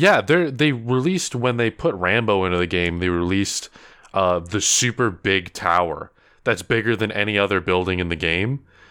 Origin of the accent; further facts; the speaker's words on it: Philippines; I'm Filipino. I don't know why you would say that. You just look at me.